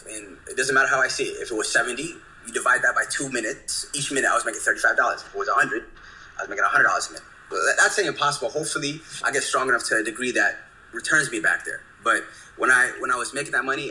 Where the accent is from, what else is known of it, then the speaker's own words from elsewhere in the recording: the DMV area, Northern Virginia, United States; I'm from Northern Virginia, the DMV area. I'm an Ethiopian-American that's very tech-enhanced. Raised in the DMV